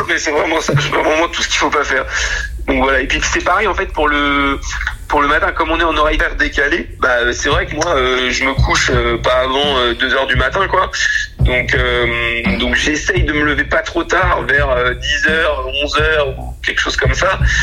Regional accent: Angers, Pays de la Loire, France; moved away as an adult; je suis né à Angers, je suis resté 20 ans à Angers en gros, et, j'ai fait mes études là-bas

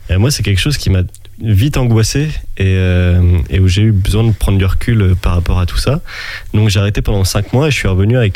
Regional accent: Charente-Maritime, Nouvelle-Aquitaine, France; Mon papa était originaire de Rochefort à la base. Ah. Et du coup, j'ai passé mon enfance vraiment en Charente-Maritime.

